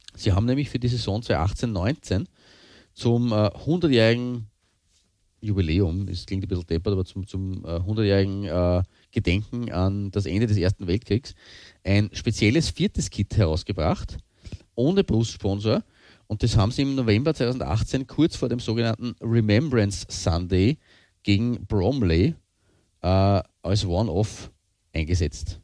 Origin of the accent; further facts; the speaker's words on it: Austria; bei uns in Österreich